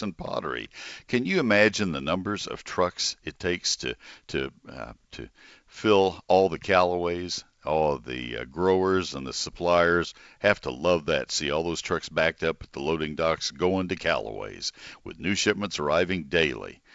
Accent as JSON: {"language": "English", "town": "McKinney", "region": "Texas", "country": "United States", "tie": "born or raised there", "said": "my hometown, McKinney. I broadcast from home"}